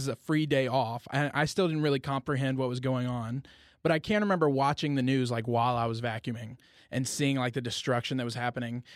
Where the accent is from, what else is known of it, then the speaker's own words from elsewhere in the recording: Friendswood, Texas, United States; I grew up in Friendswood, Texas